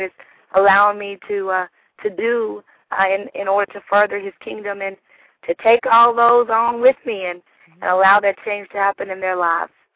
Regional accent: Shelbyville, Kentucky, United States; I am from Shelbyville, Kentucky

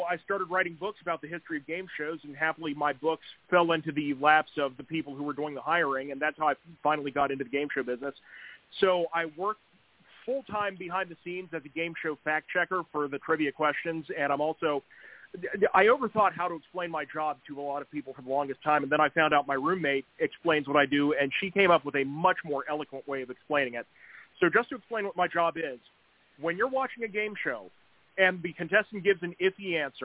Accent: West Virginia, United States; I was born and raised in West Virginia.

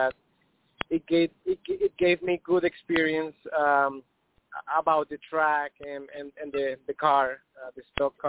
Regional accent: Colombia; I'm from Colombia

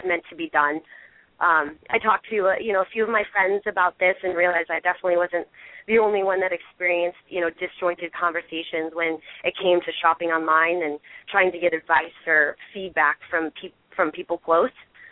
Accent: Bay Area, south of San Jose, California, United States; I'm from the Bay Area, just south of San Jose

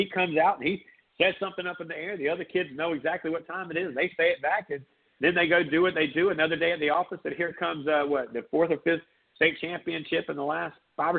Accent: Myrtle Beach, South Carolina, United States; growing up in Myrtle Beach.

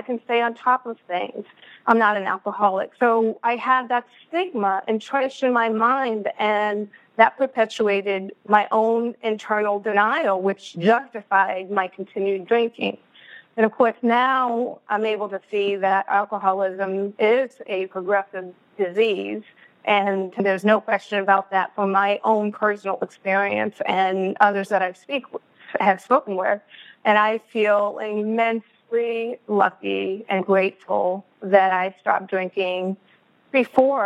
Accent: Boston, Massachusetts, United States; now in West Coast, United States; I'm originally from Boston, which some of you may pick up, and I'm now living on the West Coast.

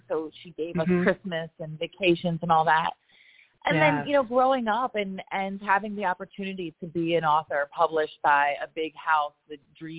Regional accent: Roebling, New Jersey, United States; the actual row house that I grew up in Roebling, New Jersey, where I had the most lovely neighbors, you know, a diverse, multi-ethnic immigrant community of people who really looked out for each other

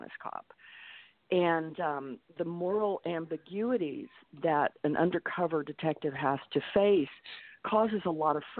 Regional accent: Texas, United States; moved away as an adult; also born or lived in New York City; I grew up in Texas, but in the late 70s, moved to New York City and lived and worked in New York for close to 20 years

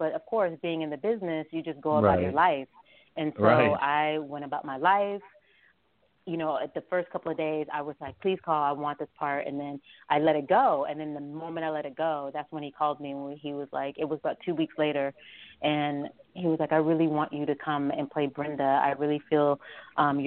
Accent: Las Vegas, Nevada, United States; also born or lived in Shreveport, Louisiana; now in New York, United States; I'm from Las Vegas, where I grew up

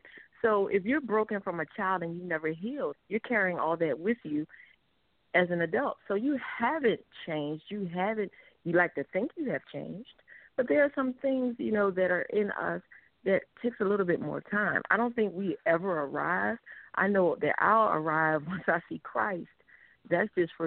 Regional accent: Philadelphia, Pennsylvania, United States; moved away as an adult; also born or lived in Norfolk, Virginia / South Carolina / Yokohama, Japan; now in Georgia, United States; I'm born and raised in Philadelphia

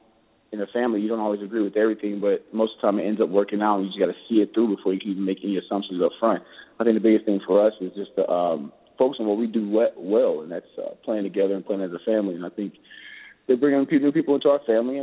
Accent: Kansas City, United States; moved away as an adult; now in San Diego, United States; In my hometown

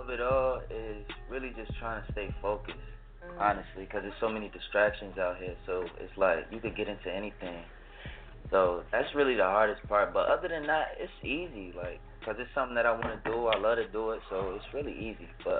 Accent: New Jersey, United States; Nah, I'm from New Jersey, born and raised.

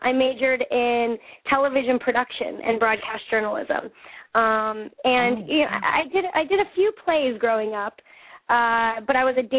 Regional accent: Westminster, Colorado, United States; born there; I was, yep.

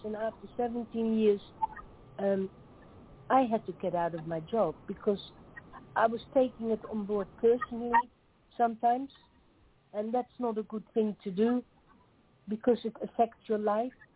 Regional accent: Netherlands; English is a second language; moved away as an adult; now in Tasmania, Australia; I grew up in the Netherlands, in Holland.

